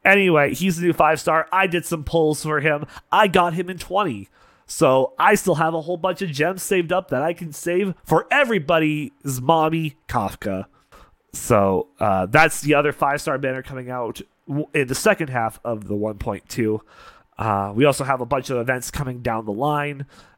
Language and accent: English; Canada; I've been to Vegas several times. It's like a second home to me as a Canadian.